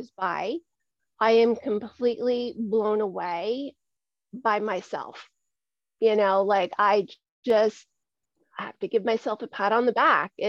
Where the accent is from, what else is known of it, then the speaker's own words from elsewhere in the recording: Dutchess County, New York, United States; I am from Dutchess County, New York, which is located between Albany and New York City. It's where I grew up.